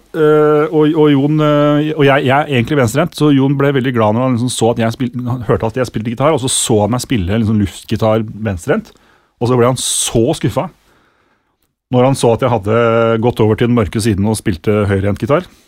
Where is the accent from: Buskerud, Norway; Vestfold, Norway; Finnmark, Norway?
Vestfold, Norway; Sandefjord; Sandefjord, der jeg er fra